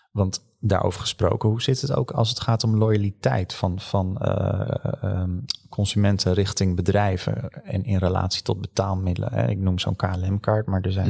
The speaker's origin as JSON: {"language": "Dutch", "country": "Netherlands", "said": "als Hollanders"}